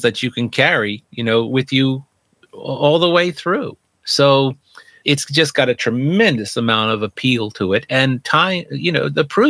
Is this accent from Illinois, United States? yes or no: no; New York, United States; I grew up in New York, and a station there, WPIX Channel 11, immediately started rerunning the Twilight Zone